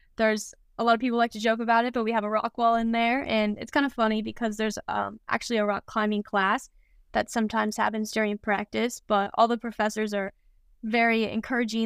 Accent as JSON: {"language": "English", "region": "Kansas", "country": "United States", "moved": "yes", "said": "more kind of in the Midwest since I'm from Kansas"}